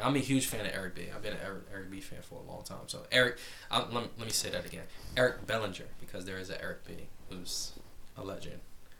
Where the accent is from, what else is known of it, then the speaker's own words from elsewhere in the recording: New Jersey, United States; all my family is from Carolina, so I'm the only, me and my mom the only ones that are from, born and raised in North Jersey